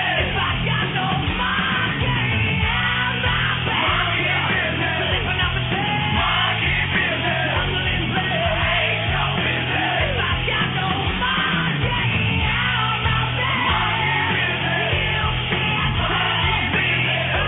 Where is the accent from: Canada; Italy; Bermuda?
Italy; moved away; my home country of Italy